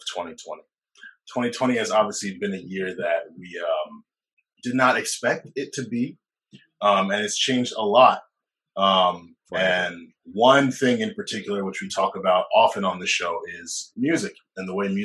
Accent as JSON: {"language": "English", "region": "New Jersey", "country": "United States", "said": "I'm Jersey"}